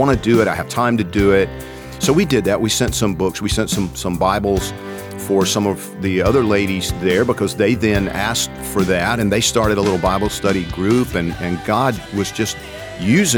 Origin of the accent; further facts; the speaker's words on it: Georgia, United States; I'm from Georgia